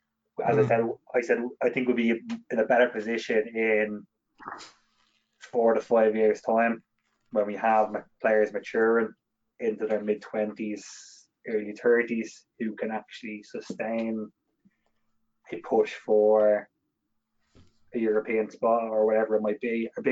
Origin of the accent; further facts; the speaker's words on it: Ireland; I think we have to get rid of this opinion as Irish supporters that we are destined to qualify for pretty much every major tournament that comes up.